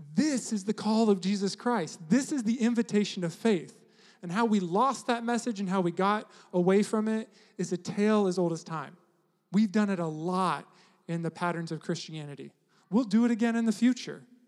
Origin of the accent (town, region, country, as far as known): United States